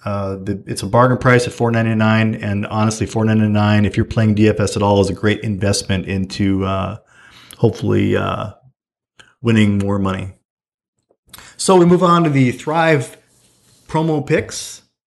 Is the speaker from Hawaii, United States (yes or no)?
no; Fargo, North Dakota, United States; I was from Fargo